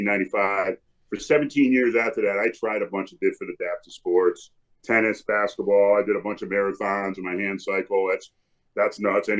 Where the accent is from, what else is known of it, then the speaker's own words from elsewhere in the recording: Connecticut, United States; moved away as an adult; now in Wisconsin, United States; I'm from Connecticut